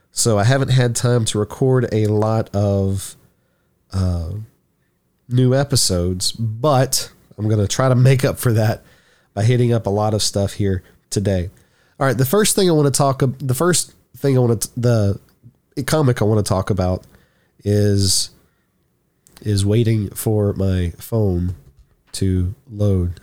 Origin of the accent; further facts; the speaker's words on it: Shreveport, Louisiana, United States; my home state or my hometown, whether it's Shreveport or just Louisiana in general